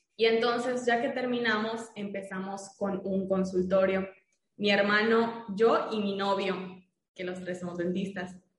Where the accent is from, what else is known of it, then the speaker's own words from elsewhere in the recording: Mérida, Yucatán, Mexico; yo soy de Mérida, Yucatán